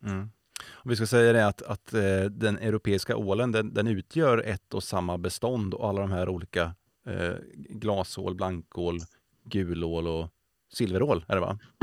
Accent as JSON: {"language": "Swedish", "country": "Sweden", "said": "vi svenskar har ätit ål"}